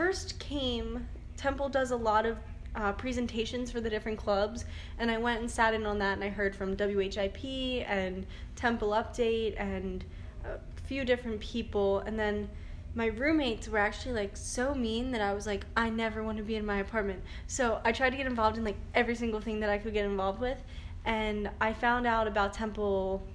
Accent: Warminster, Pennsylvania, United States; I'm from Bucks County. I went to William Tennant High School. It's in Warminster, Pennsylvania.

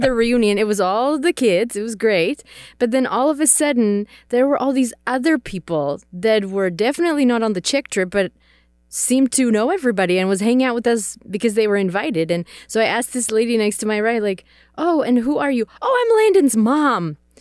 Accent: Czechia; English is a second language; So I grew up in the Czech Republic. Uh, I am Czech, so English is my second language.

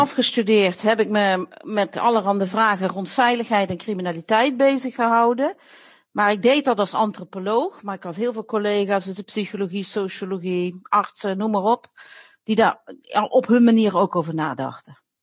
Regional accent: Limburg, Netherlands; ik kom zelf uit Limburg. Ik ben naast de boerderij van mijn opa opgegroeid.

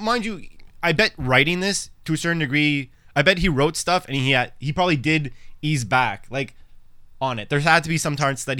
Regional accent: Montreal, Quebec, Canada; I'm Canadian and I'm from Montreal. So there was a lot of extra tidbits, like just the speaking in French

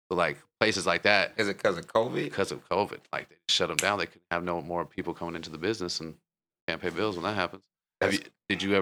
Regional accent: Oceanside, United States; but growing up in Oceanside, I'm sure you saw, you know, I know I have.

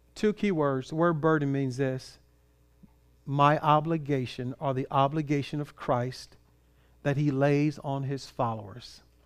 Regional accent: Compton, California, United States; started from Compton, California

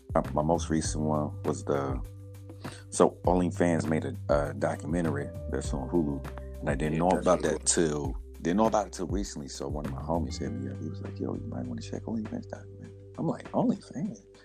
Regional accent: Indianapolis, Indiana, United States; born and raised in Indianapolis, Indiana, northeast side.

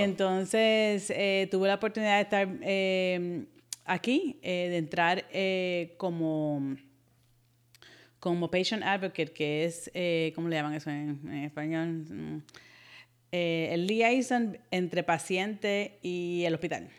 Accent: Puerto Rico; accent: un poquito de acento cubano; moved away; also born or lived in United States; Nací en Estados Unidos, pero me crié en Puerto Rico, mis papás son puertorriqueños, y me considero puertorriqueña

